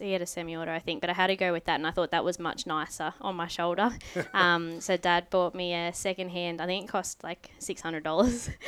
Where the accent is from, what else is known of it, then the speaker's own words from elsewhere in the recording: Lakes Entrance, Victoria, Australia; also born or lived in Shepparton, Victoria; I was born in Shepparton, but I've been living in Lakes Entrance since 2007